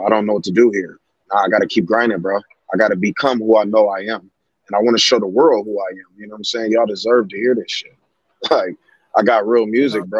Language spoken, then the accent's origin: English; Kalamazoo, Michigan, United States; I'm from Kalamazoo, Michigan